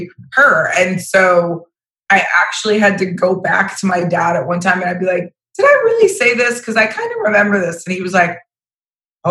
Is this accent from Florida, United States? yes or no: yes; Vero Beach, Florida, United States; I was born in Vero Beach, Florida. So I'm an actual Florida native.